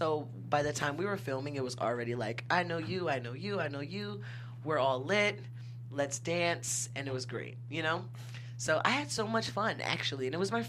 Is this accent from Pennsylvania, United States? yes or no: yes; Philadelphia, Pennsylvania, United States; also born or lived in Brooklyn, New York; I am from Philly